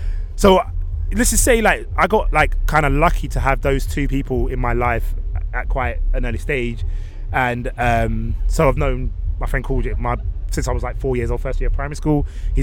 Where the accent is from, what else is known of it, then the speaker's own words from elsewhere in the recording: London, United Kingdom; I'm from West London. I'm from a borough, Ealing Borough in West